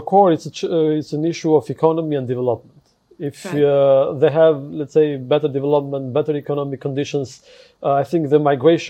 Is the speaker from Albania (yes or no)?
yes; Gjirokastër, Gjirokastër County, Albania; my hometown in South, in Gjirokastër